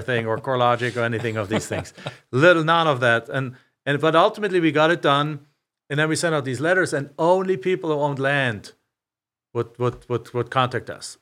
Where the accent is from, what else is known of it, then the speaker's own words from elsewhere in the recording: Germany; also born or lived in Macomb, Illinois; now in Phoenix, United States; I'm from a small town in Germany.